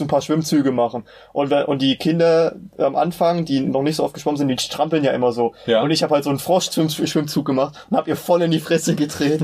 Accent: Meiningen, Thuringia, Germany; Ich komme aus der wunderbaren Stadt Meiningen, die wahrscheinlich kaum ein Mensch kennen wird

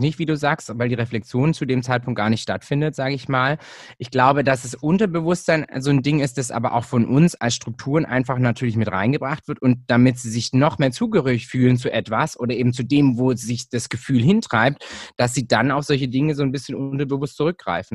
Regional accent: Hechingen, Baden-Württemberg, Germany; now in Stuttgart, Germany; Ich bin Deutscher, ich bin hier in Deutschland aufgewachsen

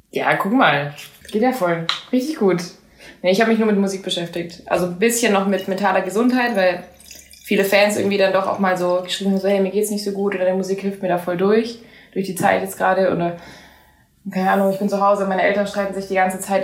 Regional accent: Southern Germany, Germany; first language German; also born or lived in United States; ganz im Süden, da wo ich, da wo ich herkomme

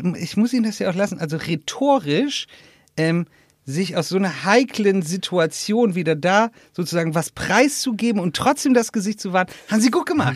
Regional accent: Northern Germany, Germany; moved away; in meiner alten Heimat äh, Norddeutschland

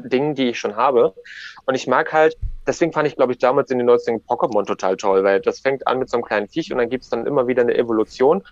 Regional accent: Ribnitz-Damgarten, Mecklenburg-Vorpommern, Germany; Ich bin in Ribnitz-Dammgarten geboren

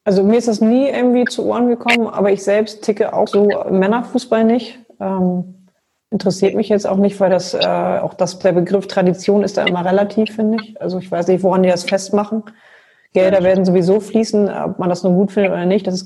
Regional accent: Wolfsburg, Lower Saxony, Germany; Ja, ich bin ja gebürtige Wolfsburgerin

